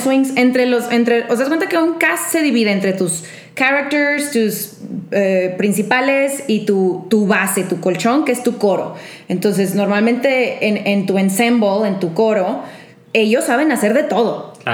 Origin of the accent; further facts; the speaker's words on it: Monterrey, Nuevo León, Mexico; moved away as an adult; now in Mexico City, Mexico; me mudé de Monterrey. Cuando tenía 19 años, me salí de mi casa